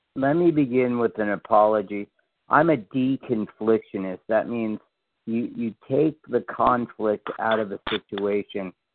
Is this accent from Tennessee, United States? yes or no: yes; Memphis, Tennessee, United States; I grew up on Graceland when I was a little kid